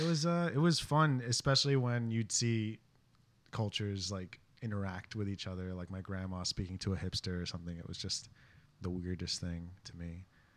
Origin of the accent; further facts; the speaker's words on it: New York City, New York, United States; also born or lived in Bushwick, Brooklyn; I was born and raised in Williamsburg until I was 15, and then my family and I moved to Bushwick because our building was bought by the Hasidic Jewish community that lives like right over there.